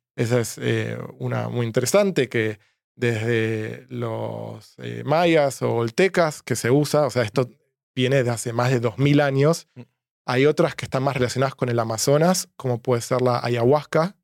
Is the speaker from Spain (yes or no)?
no; Argentina; moved away as an adult; now in San Francisco, United States; soy argentino, mm. estudié economía en Argentina